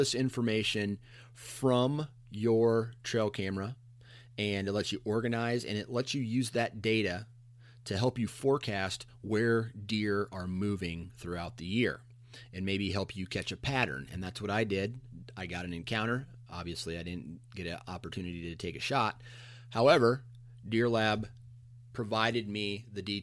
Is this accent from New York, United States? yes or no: no; Iowa, United States; I'm from Iowa. I'm in the eastern side of the state